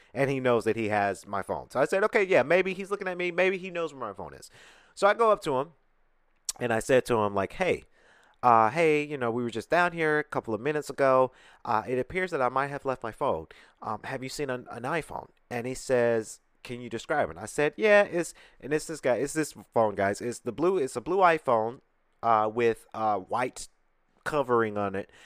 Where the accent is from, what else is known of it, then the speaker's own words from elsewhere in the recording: Atlanta, Georgia, United States; I'm from Atlanta.